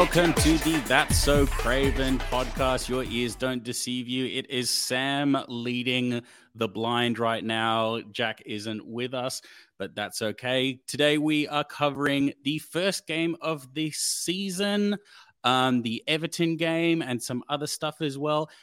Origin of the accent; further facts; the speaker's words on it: Australia; we are Australian